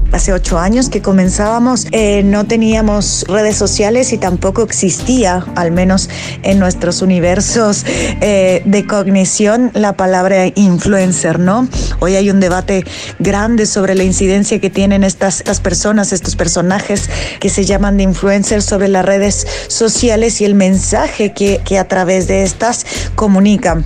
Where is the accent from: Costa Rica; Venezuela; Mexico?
Mexico; soy mexicana